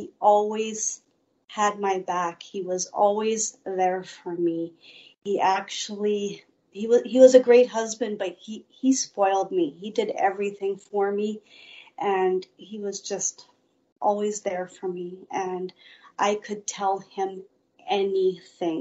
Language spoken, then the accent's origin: English; Winnipeg, Manitoba, Canada; also born or lived in Steinbach, Manitoba; I was about 9, we moved to Winnipeg